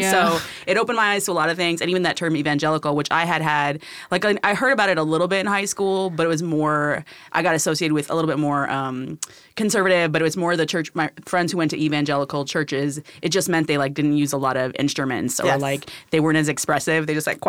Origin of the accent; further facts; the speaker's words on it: Philippines; So I grew up mostly in the Philippines, or like foundational time frames were there.